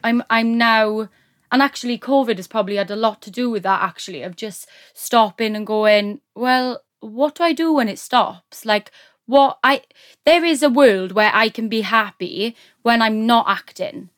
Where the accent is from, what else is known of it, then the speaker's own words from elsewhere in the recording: Neath, Wales, United Kingdom; I am from Wales, South Wales, Neath, Neath-Batolford area.